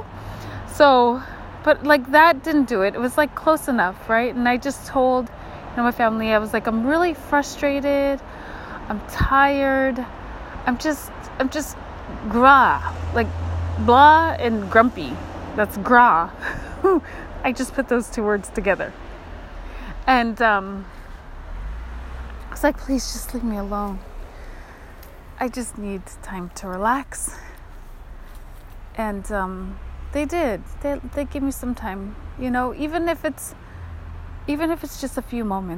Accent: Kotzebue, Alaska, United States; moved away; I grew up in Kotzebue, right? Well, Kotzebue is on the ocean front

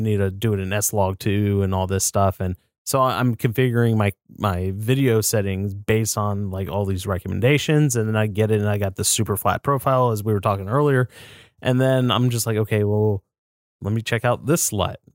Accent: United States; I'm an American

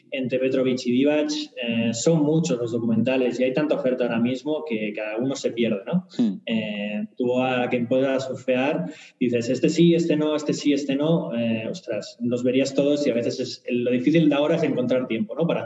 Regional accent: Barcelona, Catalonia, Spain; Eh, soy de Barcelona, eh, soy de Barça.

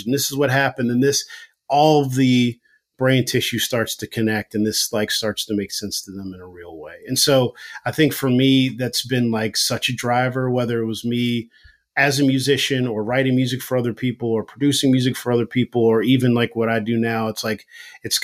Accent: Philadelphia, Pennsylvania, United States; moved away as an adult; now in New York, United States; I'm from Philly

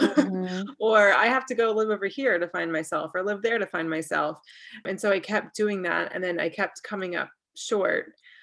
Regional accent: North Carolina, United States; moved away as an adult; also born or lived in Jerusalem, Israel / Washington, D.C. / Texas / Colorado; now in New Jersey, United States; So I'm from North Carolina. Okay. I lived all over the place. I'm from North Carolina. I lived abroad for a couple years. And then I've lived in South Carolina, Washington, D.C., Texas, Colorado, California. And now I live in New Jersey.

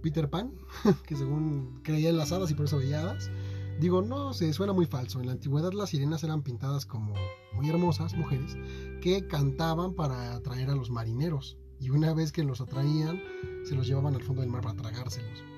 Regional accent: Mexico; ahorita soy mexicano

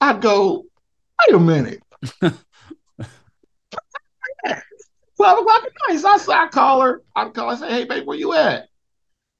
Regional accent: Indianapolis, Indiana, United States; moved away as an adult; I'm from Indianapolis, Indiana.

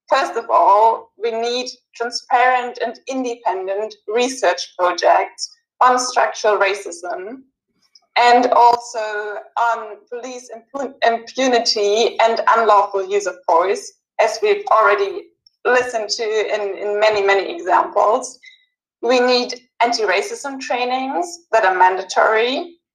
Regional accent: Germany; in Germany, my home country

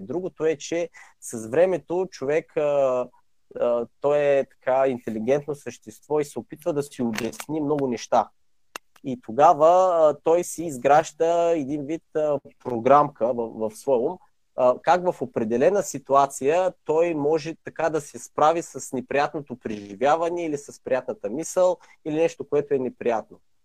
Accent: Sevlievo, Gabrovo Province, Bulgaria; moved away as an adult; родом съм в град Сивлиево. От може би 10 години вече не живея там, живея в чужбина

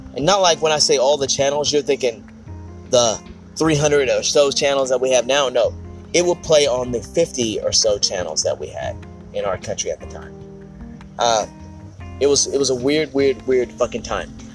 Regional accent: Ardmore, Oklahoma, United States; my hometown of Ardmore, Oklahoma

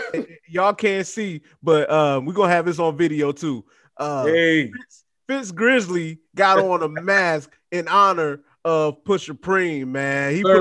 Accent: Trenton, New Jersey, United States; also born or lived in Tampa; Yeah, I'm from Trenton, though. I'm from Tampa, but I'm from Trenton, too.

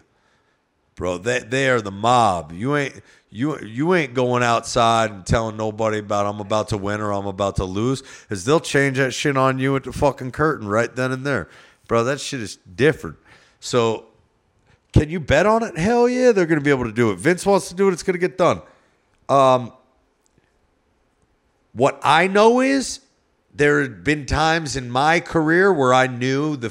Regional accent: New Jersey, United States; I'm from Jersey

